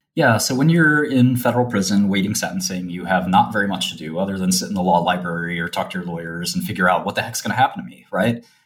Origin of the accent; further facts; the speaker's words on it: New York City, New York, United States; I come from the, the sort of uh, streets of Brooklyn and a very sort of modest neighborhood.